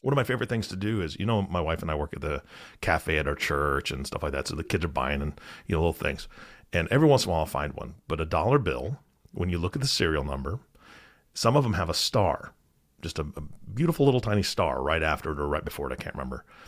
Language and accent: English; Washington, United States; I grew up in Washington State